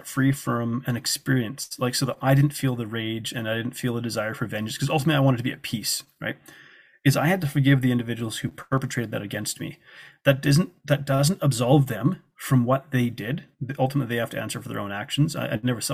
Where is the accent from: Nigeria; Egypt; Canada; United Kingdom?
Canada; They didn't know I was from Canada